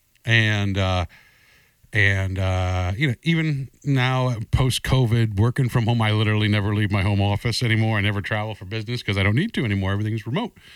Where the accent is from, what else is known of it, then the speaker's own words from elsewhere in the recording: New England, United States; I come from New England